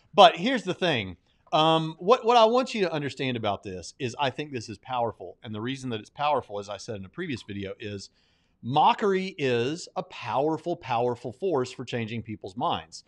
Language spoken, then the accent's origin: English; the South, United States; as a person from the South